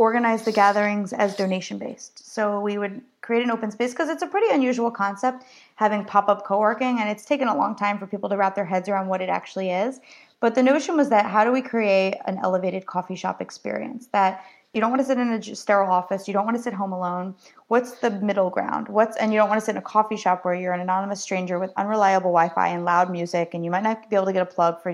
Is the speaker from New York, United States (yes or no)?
no; New Jersey, United States; I'm from New Jersey, so I'm kind of an edge